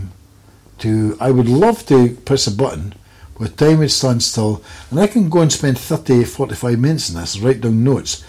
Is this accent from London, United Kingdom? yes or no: no; Scotland, United Kingdom; I'm a Scotsman